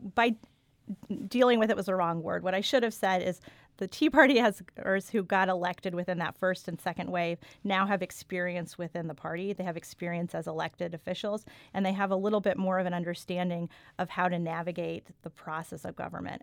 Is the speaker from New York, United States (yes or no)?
no; Austin, Texas, United States; moved away as an adult; also born or lived in San Antonio, Texas / Jefferson County, Missouri; now in Arnold, United States; I grew up in Austin area, an Austin suburb